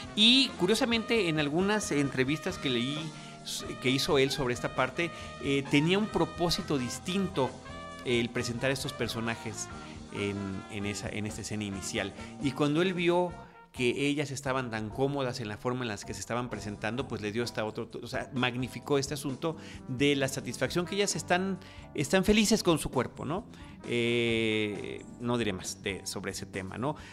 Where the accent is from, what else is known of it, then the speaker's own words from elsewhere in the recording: Mexico; Yo soy de México